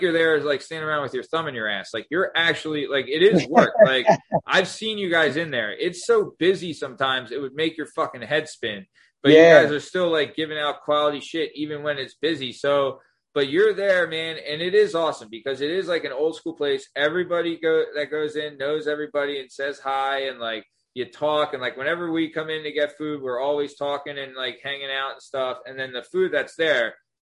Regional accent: Lansdale, Pennsylvania, United States; I'm from Lansdale, Pennsylvania

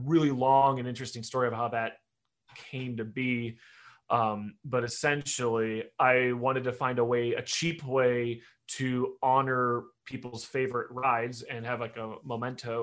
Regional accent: Detroit, Michigan, United States; I'm obviously from Detroit, and Cedar Point's about 2-hour drive from us. So we would go down there every summer

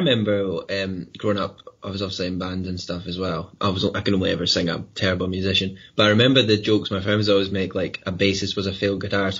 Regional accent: Glenrothes, Scotland, United Kingdom; I come from Glenrothes

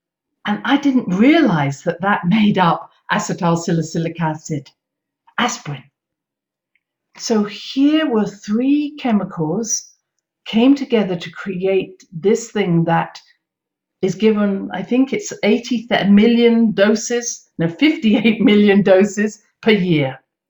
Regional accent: United Kingdom; now in United States; But because I came from Britain and we had so much complementary medicine available, I hadn't known about what had happened here in America.

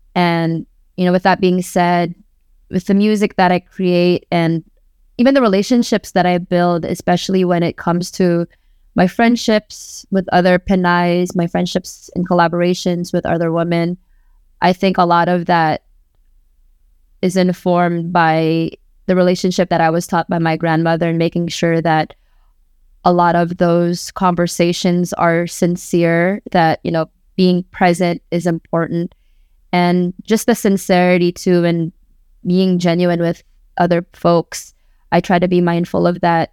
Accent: Bay Area, California, United States; first language Waray; English is a second language; also born or lived in Philippines / Tacloban; I grew up in the Bay

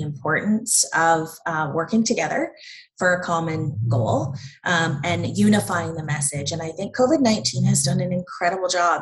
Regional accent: Havelock, Ontario, Canada; I'm from Havelock, which is in Peterborough County

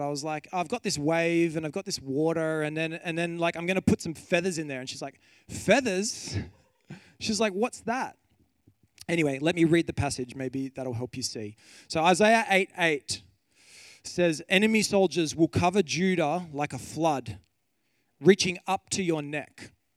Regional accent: Kiama Downs, New South Wales, Australia; I grew up on the coast. I grew up in Kiama Downs

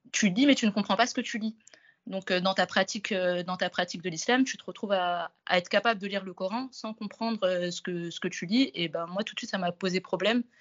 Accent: Comoros; first language Comorian; French is a second language; also born or lived in France; je suis d'origine comorienne, je suis née en France. Et à partir de six mois, j'ai fait pas mal d'allers-retours entre la France et les Comores. Du coup, toute mon éducation finalement primaire, je l'ai reçue aux Comores.

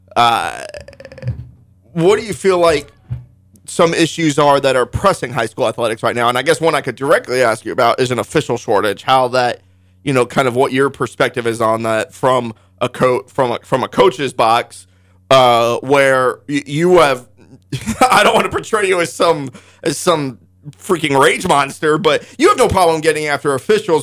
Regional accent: Altamont, Kansas, United States; down in Altamont, uh, my hometown

